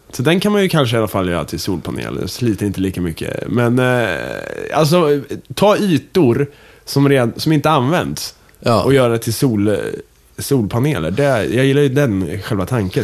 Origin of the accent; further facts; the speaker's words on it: Kumla, Örebro County, Sweden; moved away; hemma i Kumla